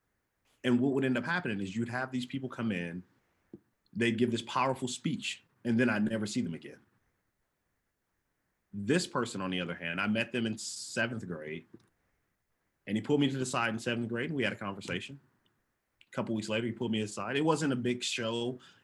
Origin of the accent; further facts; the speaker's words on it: Oakland, California, United States; also born or lived in Hawaii / Japan; growing up in East Oakland